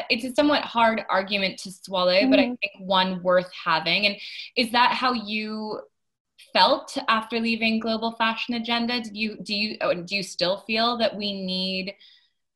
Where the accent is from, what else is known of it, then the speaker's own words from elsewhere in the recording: United States; moved away; my home country of America